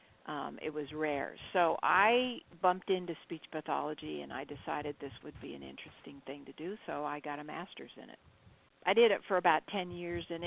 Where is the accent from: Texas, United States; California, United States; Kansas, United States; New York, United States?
California, United States; Central; moved away as an adult; also born or lived in Fullerton, California; now in Ashland, United States; I was born in Central California